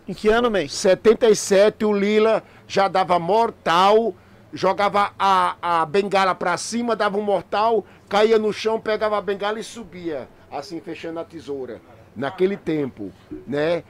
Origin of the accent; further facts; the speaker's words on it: Brazil; Nós somos do Brasil